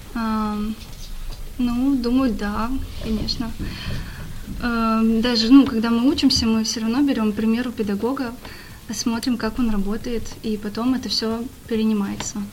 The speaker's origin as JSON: {"language": "Russian", "town": "Nizhny Novgorod", "region": "Nizhny Novgorod Oblast", "country": "Russia", "tie": "born or raised there", "moved": "yes", "lives_now": "Saint Petersburg, Russia", "said": "родилась я не совсем в Нижнем Новгороде, а я родилась в селе рядом с ним, в небольшом таком поселке, но большую часть жизни я жила в Нижнем Новгороде."}